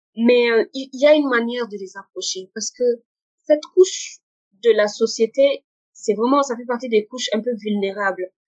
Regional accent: Niger; moved away as an adult; also born or lived in Morocco; je suis nigérienne, je suis euh, fière de, de mon pays

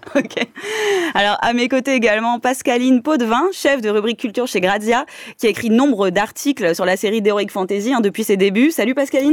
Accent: France; chez nous en France

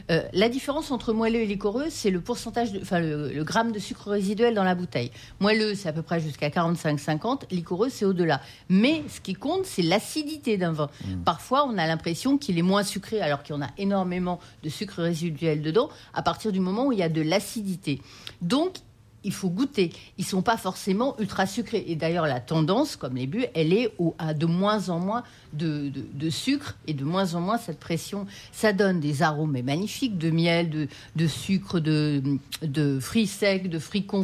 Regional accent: France; Donc les, vins liquoreux chez nous en France, c'est plutôt des vins blancs.

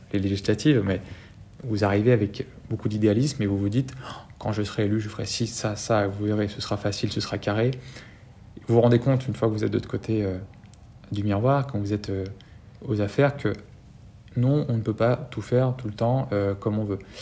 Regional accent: France; chez nous en France

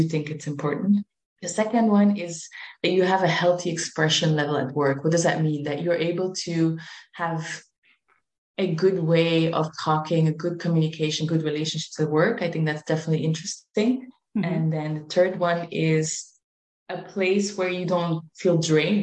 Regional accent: Belgium; moved away as an adult; now in Spain; I am originally from Belgium, but I always had Spain in my heart. I moved to Spain

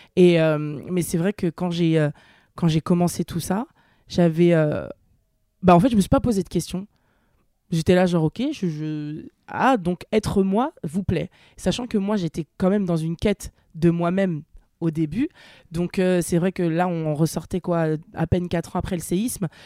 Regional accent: Nantes, Pays de la Loire, France; moved away as an adult; now in Paris, France; je viens de Nantes, donc une petite ville

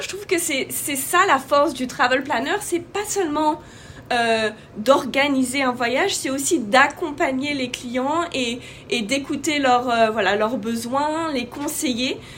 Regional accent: France; moved away as an adult; also born or lived in Asia / North Africa / Middle East; now in United States; je suis française, maman de quatre enfants. en ce moment, j'habite aux États-Unis

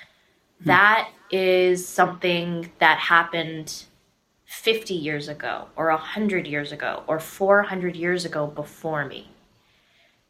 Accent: Detroit, Michigan, United States; I grew up in Metro Detroit

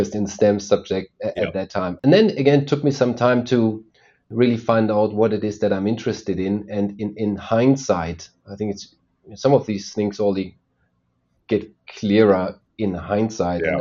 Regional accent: Germany; I was indeed born and raised in Germany. That's where I still am today.

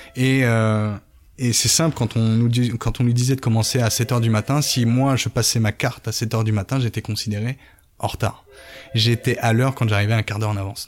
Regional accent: Évreux, Normandy, France; moved away as an adult; also born or lived in Paris suburbs / Florida, United States; now in Toulouse, France; Je suis un Parisien qui a grandi en banlieue. Euh, mes parents m'ont vite emmené sorti de Paris pour aller à Évreux, en Caen. Du coup, où j'ai fait mes études

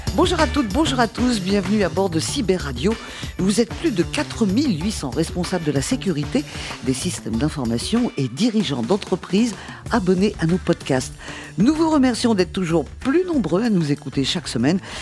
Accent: France; en tant que bonne française

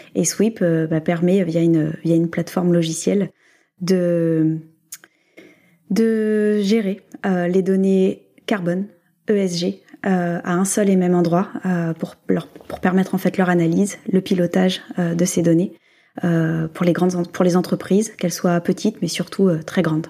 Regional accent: France; nous, en tant que Français

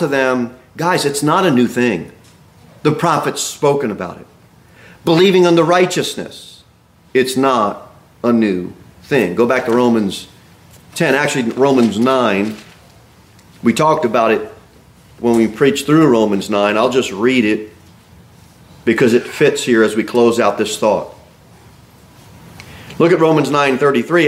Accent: United States

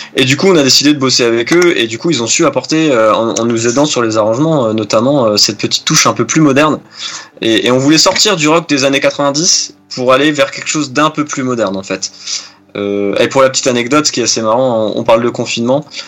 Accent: Nancy, Grand Est, France; on est originaire du Grand Est hein, de la France, plus précisément de Nancy

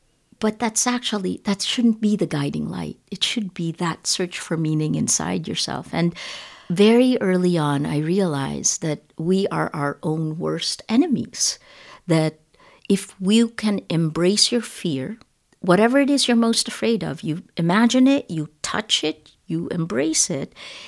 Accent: United States; So I'm Filipino-American. You know, it's funny, when I'm with Filipinos, I feel very American. And when I'm with Americans, I feel most Filipino.

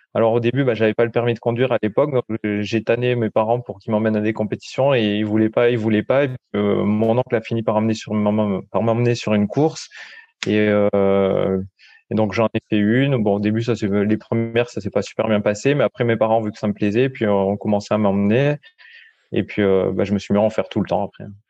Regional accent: Paillon valley, hinterland of Nice, Provence-Alpes-Côte d'Azur, France; now in Mougins, France; je suis originaire de la vallée du Paillon. C'est une vallée qui est euh, dans l'arrière-pays niçois

